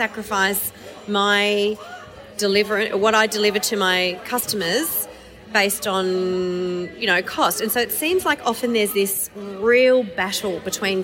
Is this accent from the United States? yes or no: no; Hong Kong; now in Melbourne, Australia; I grew up in Hong Kong, so I feel half Chinese